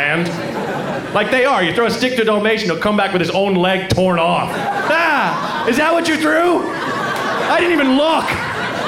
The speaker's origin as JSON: {"language": "English", "region": "Oregon", "country": "United States", "said": "I'm from Oregon"}